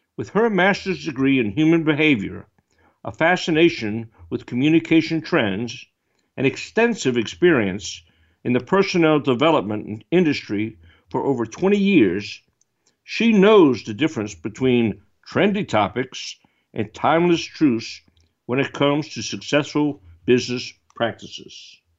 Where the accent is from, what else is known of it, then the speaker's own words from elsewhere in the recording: New Orleans, Louisiana, United States; my hometown in New Orleans